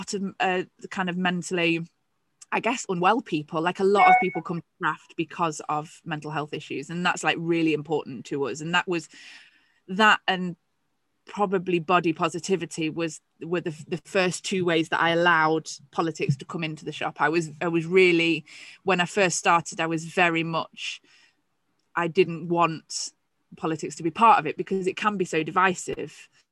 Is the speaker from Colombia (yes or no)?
no; England, United Kingdom; I was the only English shopkeeper on there.